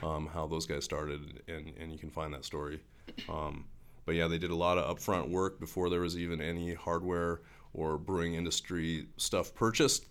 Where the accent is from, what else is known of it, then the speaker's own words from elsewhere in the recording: Helena, Montana, United States; I grew up in Helena